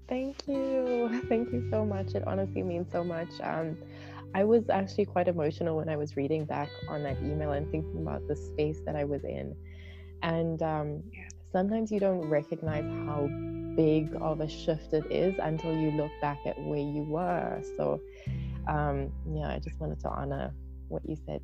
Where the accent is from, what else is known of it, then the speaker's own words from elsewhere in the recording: South Africa; I am from South Africa.